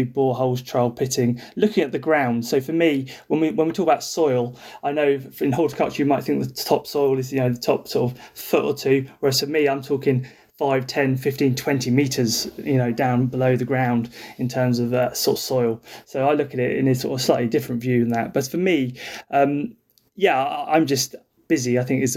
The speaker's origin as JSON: {"language": "English", "area": "North Kent coast", "region": "South East England", "country": "United Kingdom", "tie": "born or raised there", "said": "I grew up down in North Kent coast in a two up, two down house with two brothers"}